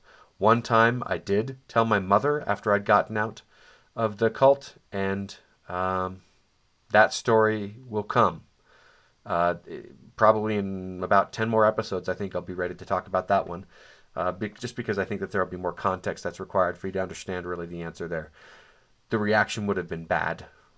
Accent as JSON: {"language": "English", "region": "Colorado", "country": "United States", "tie": "born or raised there", "also_born_or_lived": "Dallas", "said": "But turns out I was growing up near where somebody who I know who lives just down the street was growing up in Golden, Colorado, which is apparently adjacent to Arvada."}